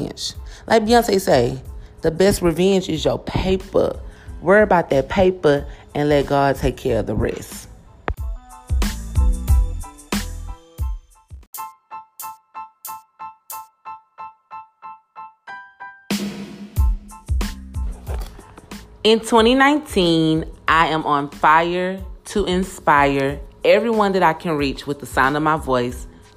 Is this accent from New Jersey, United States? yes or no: no; Houston, Texas, United States; moved away as an adult; also born or lived in Channelview, Texas; I grew up in City Gas, Houston, Texas, which is on the NAWF.